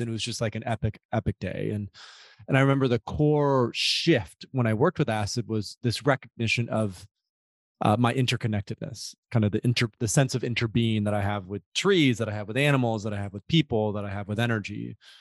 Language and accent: English; Grand Rapids, Michigan, United States; I grew up in West Michigan, uh, a suburb in a suburb of a, a city called Grand Rapids